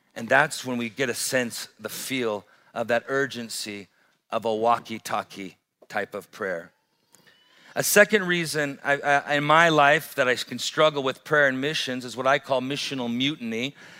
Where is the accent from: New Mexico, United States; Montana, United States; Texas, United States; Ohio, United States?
Montana, United States; Great Falls; I grew up in Great Falls